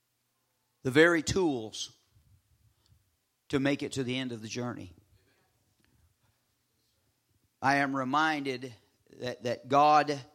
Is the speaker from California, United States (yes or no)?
yes; Southern California, United States; moved away; I'm from Southern California, a very diverse culture